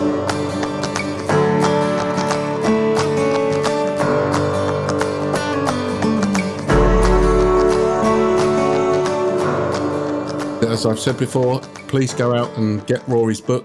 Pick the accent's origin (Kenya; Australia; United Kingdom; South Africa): United Kingdom; I'm British